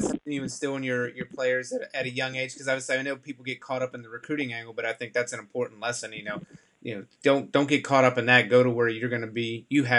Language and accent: English; North Carolina, United States; I grew up in North Carolina. I grew up you know baseball was my first sport. My schools did not have a lacrosse program.